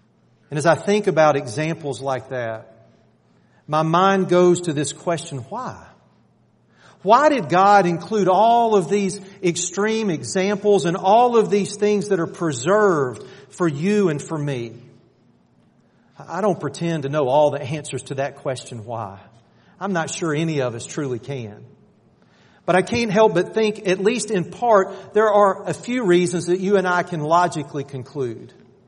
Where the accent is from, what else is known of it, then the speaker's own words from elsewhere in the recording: Athens, Georgia, United States; I grew up outside of Athens, and I'm a diehard Georgia fan.